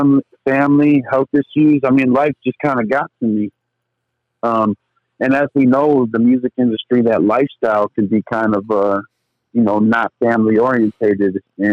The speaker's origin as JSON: {"language": "English", "town": "Lake City", "region": "Michigan", "country": "United States", "said": "No, I'm actually from Michigan."}